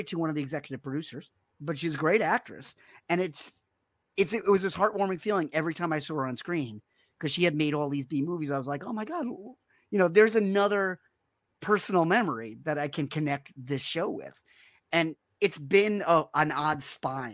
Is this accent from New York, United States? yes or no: yes; New York City, New York, United States; I grew up in Rockaway Beach